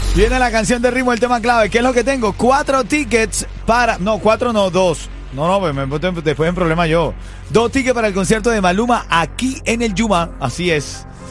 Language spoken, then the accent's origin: Spanish; Venezuela; now in Miami, United States; En Venezuela, en mi país, en Aragua, en el estado de Aragua